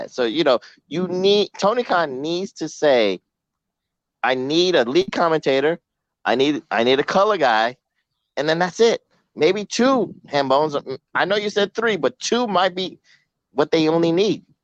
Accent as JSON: {"language": "English", "country": "Canada", "said": "That's true. I'm Canadian."}